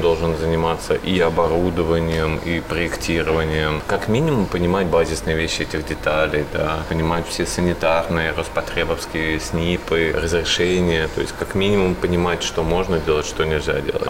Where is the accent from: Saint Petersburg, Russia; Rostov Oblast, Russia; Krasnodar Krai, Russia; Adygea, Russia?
Saint Petersburg, Russia; я из Питера, да, у да, нас, да. да, у нас шаверма, а у вас шаурма в Москве